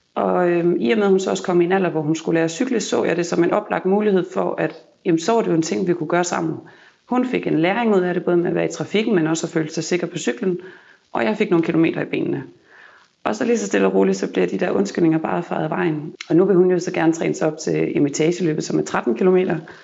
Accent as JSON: {"language": "Danish", "region": "Jutland", "country": "Denmark", "moved": "yes", "lives_now": "Copenhagen, Denmark", "said": "jeg kommer fra Jylland af"}